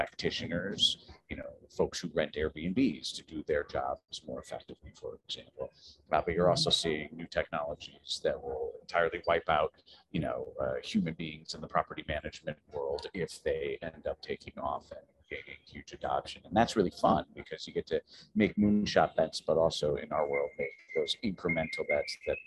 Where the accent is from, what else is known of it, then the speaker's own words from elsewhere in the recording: Columbus, Ohio, United States; I'm from the Midwest, from the middle of the country, Columbus.